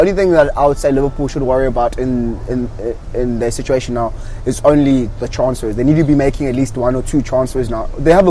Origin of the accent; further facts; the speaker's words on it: Durban, KwaZulu-Natal, South Africa; I'm a DJ from Durban.